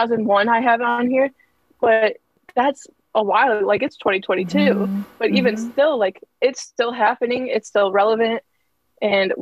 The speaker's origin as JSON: {"language": "English", "area": "right outside of Detroit", "region": "Michigan", "country": "United States", "moved": "as an adult", "lives_now": "Ohio, United States", "said": "But I am from like right outside of Detroit."}